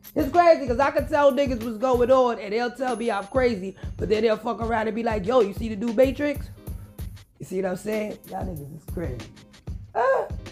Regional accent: New York City, New York, United States; you guys know I'm from the Bronx

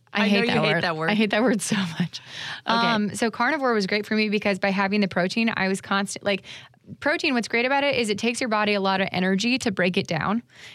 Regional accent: Florida, United States; I'm definitely from Florida.

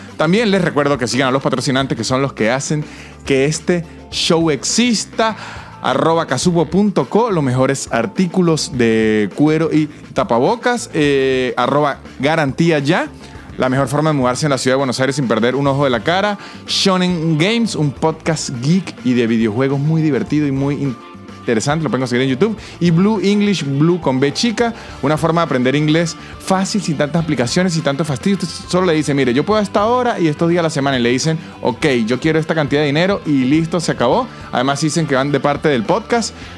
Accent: San Cristóbal, Táchira, Venezuela; moved away as an adult; also born or lived in Mexico; now in Argentina; yo soy de San Cristóbal

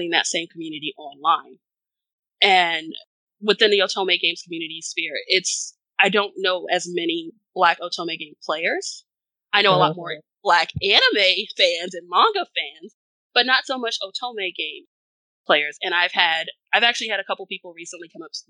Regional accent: Georgia, United States; moved away as an adult; also born or lived in Washington, D.C.; I grew up in the South. I grew up in Georgia. And then I left Georgia to come to DC to go to Howard

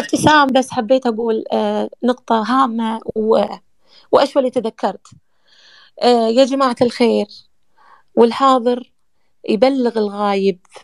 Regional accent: Kuwait; now in Egypt; احنا من الكويت

